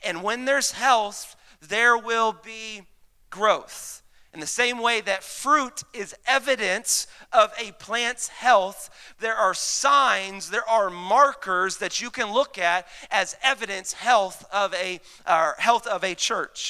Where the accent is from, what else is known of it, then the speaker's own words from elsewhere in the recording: Mesquite, Texas, United States; I grew up in Mesquite, uh, Texas